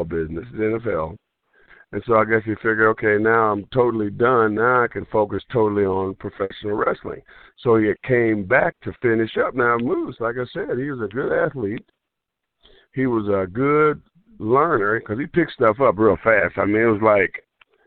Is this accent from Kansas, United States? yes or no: yes; Kansas City, Kansas, United States; where I grew up at in Kansas City, Kansas.